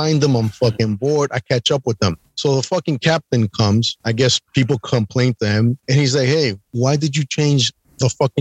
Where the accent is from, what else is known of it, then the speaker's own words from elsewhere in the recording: New York, United States; I'm from New York